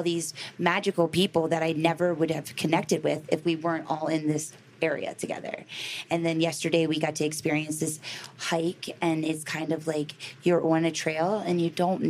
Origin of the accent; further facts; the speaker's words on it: Baltimore, Maryland, United States; I grew up in Baltimore City.